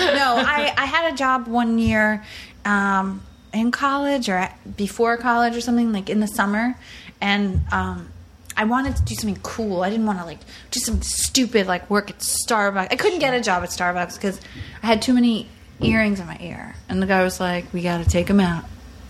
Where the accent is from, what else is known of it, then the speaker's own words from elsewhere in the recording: Long Island, New York, United States; I grew up on Long Island